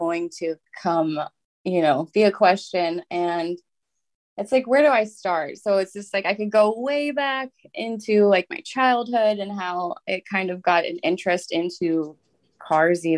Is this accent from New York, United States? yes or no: no; Southern Indiana, United States; I'm from Southern Indiana